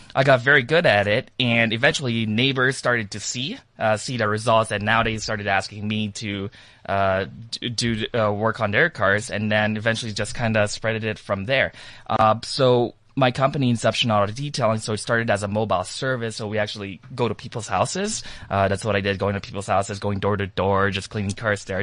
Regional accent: Toronto, Ontario, Canada; I am from Toronto, Canada, and I actually landed here in South Africa yesterday

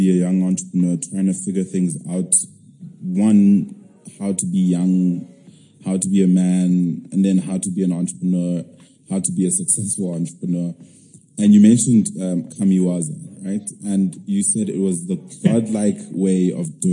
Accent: South Africa; as a South African

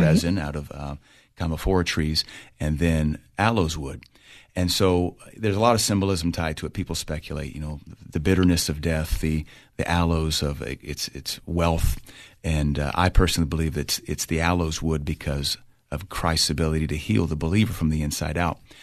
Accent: United States; me being the American

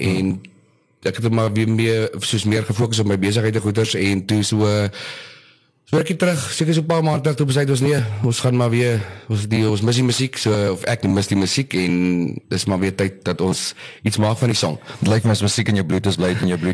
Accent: Oudtshoorn, Western Cape, South Africa; also born or lived in Port Elizabeth; now in George, South Africa; ek is maar gebore in PE, eh, groot geword in Oudtshoorn en nou so 13 jaar in George.

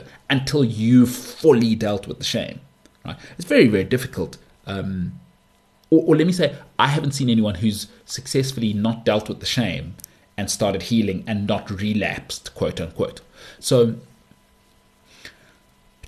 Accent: Johannesburg, Gauteng, South Africa; I grew up in Bryanston, Danefern, and Houghton. Those are the three places I lived as a child

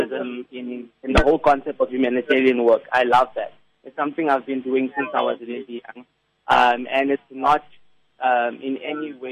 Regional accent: Klerksdorp, North West, South Africa; I'm originally from the Northwest Province, from Klerksdorp

